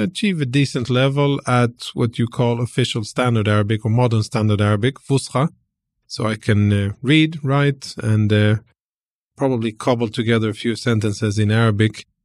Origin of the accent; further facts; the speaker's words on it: Malmö, Skåne, Sweden; also born or lived in Jerusalem, Israel; most of my formative years were in southern Sweden, in a city called Malmö.